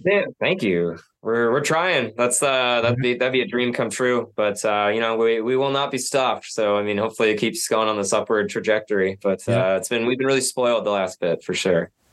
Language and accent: English; Nanaimo, British Columbia, Canada; now in Vancouver, Canada; I grew up in Nanaimo, like across the Georgia Strait, and always seeing Vancouver